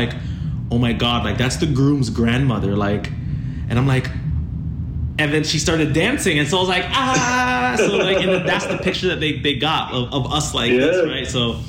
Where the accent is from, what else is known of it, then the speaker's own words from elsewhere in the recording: Toronto, Ontario, Canada; also born or lived in Chatham; Like, my birth certificate says Chatham, but I was raised in Toronto. So I went to school in Toronto.